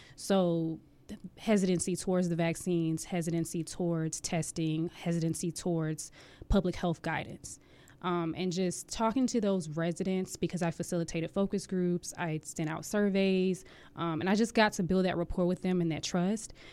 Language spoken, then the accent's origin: English; Jacksonville, Florida, United States; moved away as an adult; now in Hampton Roads, Virginia, United States; I am originally from Jacksonville, Florida